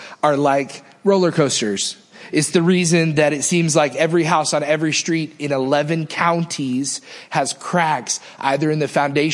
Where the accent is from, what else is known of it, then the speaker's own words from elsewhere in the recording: Northeast, United States; now in Mississippi, United States; I can remember growing up in the Northeast